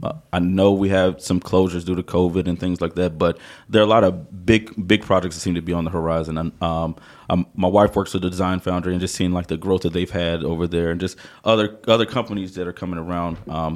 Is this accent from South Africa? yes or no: no; Southern Pines, North Carolina, United States; moved away as an adult; also born or lived in Morganton, North Carolina; now in Hickory, United States; Originally Southern Pines, out near Pinehurst, Fayetteville area.